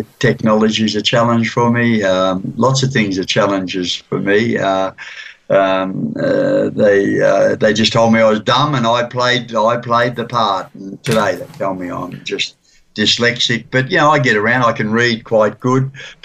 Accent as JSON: {"language": "English", "country": "Australia", "tie": "born or raised there", "also_born_or_lived": "Arnhem Land", "said": "We lived on the Murray River"}